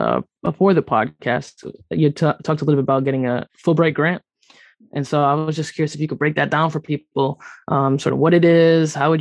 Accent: Rhode Island, Massachusetts area, Northeast, United States; I'm like from the Northeast, you know, Rhode Island, Massachusetts area. So I grew up like in sort of a heavily concentrated area, people of Portuguese descent

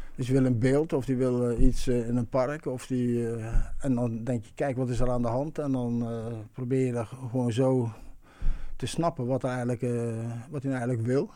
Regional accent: Eindhoven, North Brabant, Netherlands; ik kom uit Eindhoven

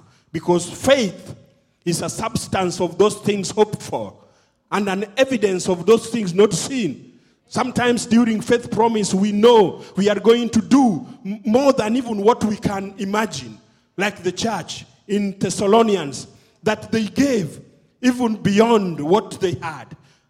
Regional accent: Tanzania; born there; And my mother happened to come from Kenya, and I was born in Tanzania.

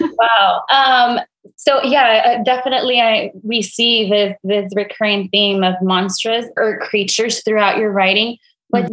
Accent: Brownsville, Texas, United States; I'm from Brownsville myself.

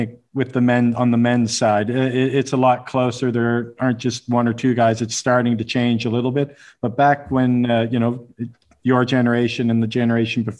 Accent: Halifax, Nova Scotia, Canada; my hometown of Halifax, Nova Scotia

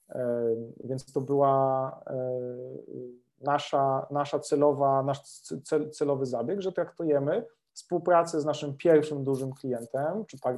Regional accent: Lesser Poland, Poland; Jeszcze jak jesteśmy z Małopolski, to, to, to, to, to się, no, no nie dało się inaczej

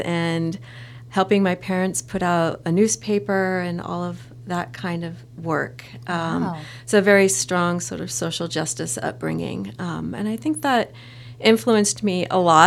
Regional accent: San Francisco Bay Area, Northern California, United States; moved away; I'm a native Californian, but I grew up on the other side of the state from in Northern California. I'm from the San Francisco Bay Area

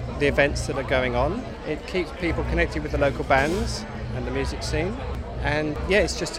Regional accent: Lismore, New South Wales, Australia; I'm from Lismore

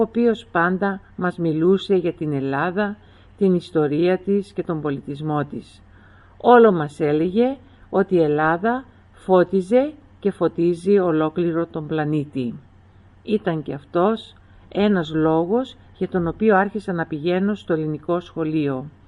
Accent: Melbourne, Victoria, Australia; Όλοι οι υπόλοιποι γεννηθήκαμε στην Αυστραλία, στη Μελβούρνη

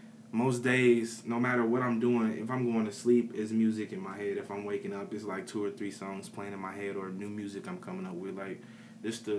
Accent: Peoria, Illinois, United States; I'm from Peoria, Illinois. I grew up in the Village Green

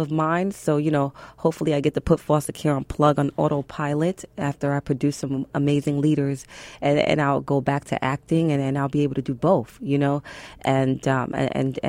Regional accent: New York City, New York, United States; I'm from Brooklyn

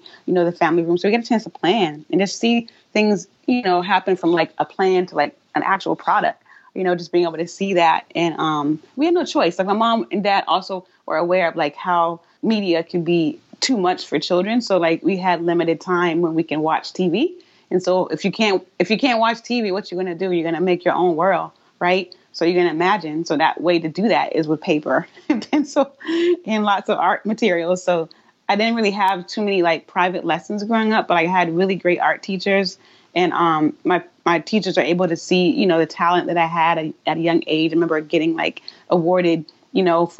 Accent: South Carolina, United States; moved away as an adult; also born or lived in Atlanta, Georgia / Boston, Massachusetts / Brooklyn, New York; now in Hoboken, United States; I'm originally from South Carolina

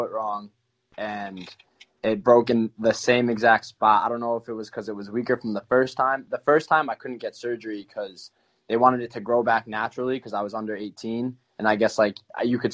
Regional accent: East Haven, Connecticut, United States; grew up in East Haven, played high school ball, like, two towns over

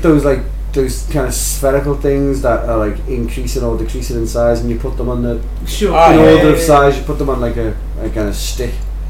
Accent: United Kingdom; Being British?

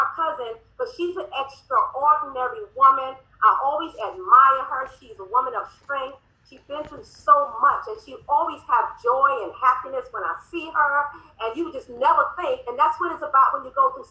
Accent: New York, United States; we're the New York girls

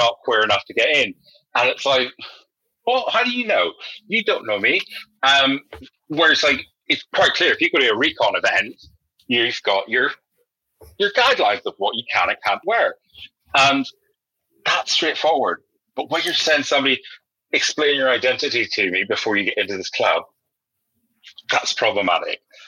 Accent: Northern Ireland, United Kingdom; now in London, United Kingdom; growing up in Northern Ireland is a very socially conservative place

